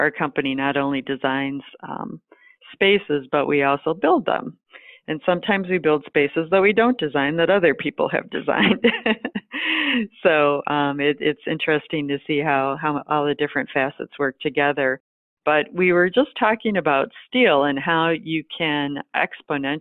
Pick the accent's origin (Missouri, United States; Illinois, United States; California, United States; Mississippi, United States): Illinois, United States; Chicago; I'm from the Chicago area and we have some long winters.